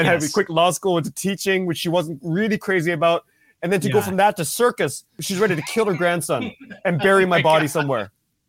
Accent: Mississauga, Ontario, Canada; also born or lived in Korea; But I was born in Korea and then moved to Canada, just outside Toronto, in a small town called, small town at the time, named Mississauga, when I was 2 years old.

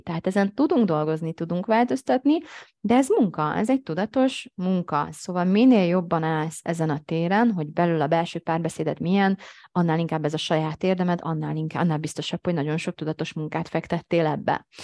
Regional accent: Hungary; én is magyar vagyok

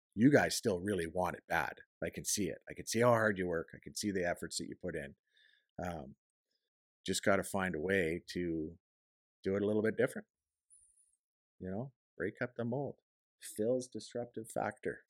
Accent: Canada; I'm a Canadian guy

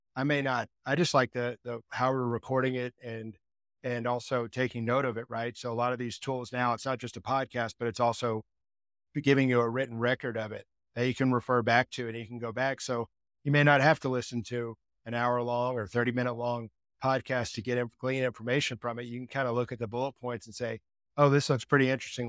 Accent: Texas, United States; I grew up in Texas

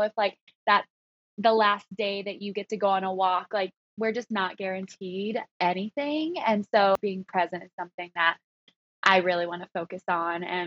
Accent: the South, United States; accent: Southern; moved away as an adult; now in New York City, United States; I grew up in the South, so it was like that pageant world

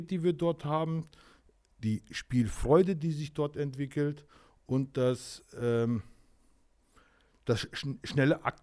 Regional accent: Lauterbach, Hesse, Germany; Ich komme aus Lauterbach.

